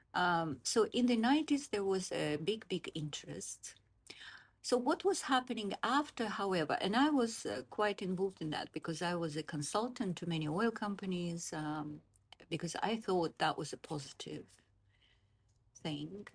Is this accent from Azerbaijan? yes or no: yes; Baku, Azerbaijan; moved away as an adult; also born or lived in Moscow, Russia; now in Oxford, United Kingdom; I was born in Moscow, but I grew up in Baku, Azerbaijan